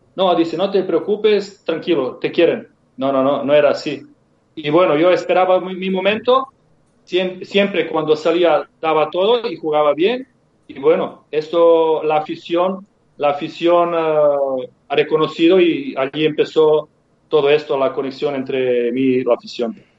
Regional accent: Serbia; Spanish is a second language; moved away as an adult; also born or lived in Mallorca, Spain; yo llegué ah, de Serbia

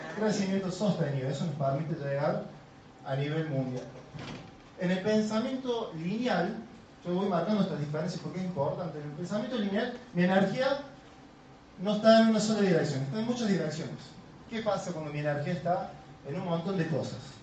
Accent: Córdoba, Argentina; Soy muy cordobés

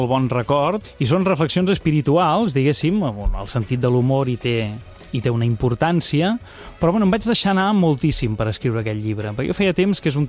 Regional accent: Terrassa, Catalonia, Spain; born there; jo sóc nascut a Terrassa, però però la meva família és lleidatana

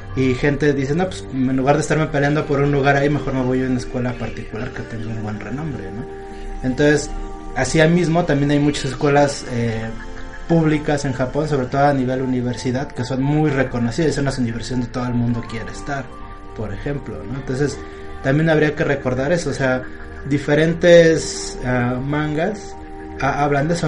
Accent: Mexico; aquí en México

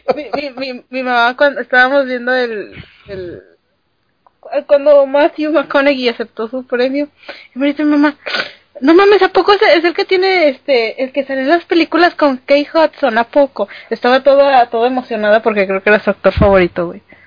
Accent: Mexico; los mexicanos no somos latinos

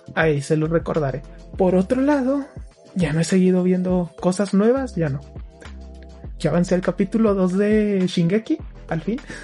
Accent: Mexico; Somos mexicanos

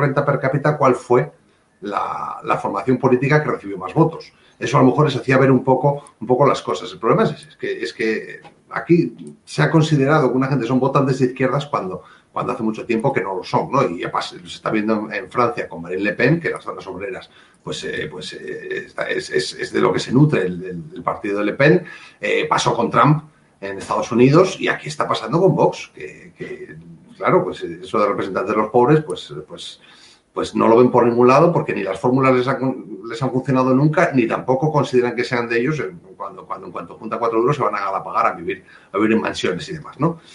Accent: Asturias, Spain; como buen asturiano

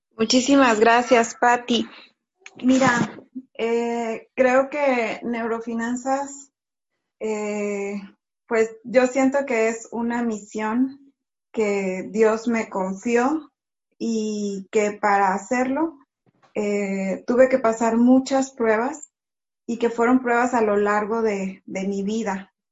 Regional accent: Tantoyuca, Veracruz, Mexico; also born or lived in Monterrey, Mexico; Yo crecí acá en Tantoyuca

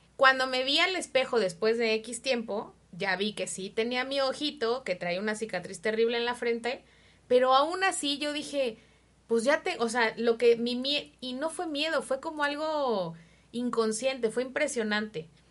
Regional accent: Mexico; nosotros como mexicanos

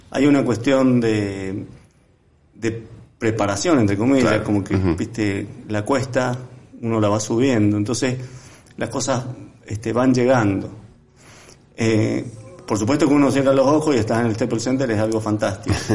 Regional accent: Mendoza, Argentina; yo como buen mendocino, sabes que todos los mendocinos tienen una relación con el vino estrecha

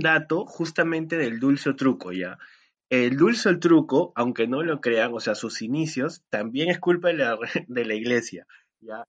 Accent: Lima, Peru; fui por mi barrio, yo soy de Jesús María

